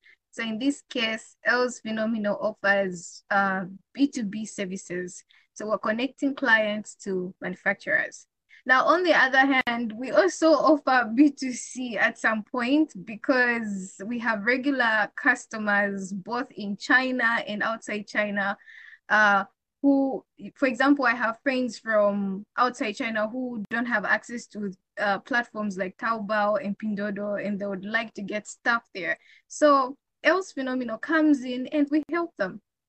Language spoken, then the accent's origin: English; Zambia; I'm from Zambia.